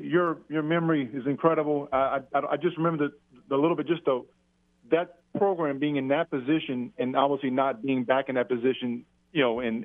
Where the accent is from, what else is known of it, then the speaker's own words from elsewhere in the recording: Lafayette, Louisiana, United States; because I grew up in Lafayette